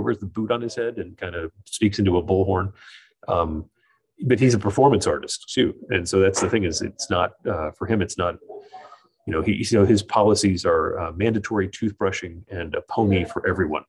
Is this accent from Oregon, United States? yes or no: yes; Oregon, United States; moved away as an adult; also born or lived in Syracuse, New York / Fresno, California; now in New Hampshire, United States; I went back to work where I grew up in Oregon